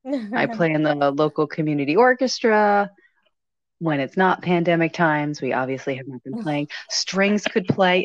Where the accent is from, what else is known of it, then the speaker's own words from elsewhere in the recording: between Philadelphia and Connecticut, East Coast, United States; moved away as an adult; now in Chicago, United States; I grew up on the East Coast and up and down, like between Philadelphia and Connecticut for all of my youth.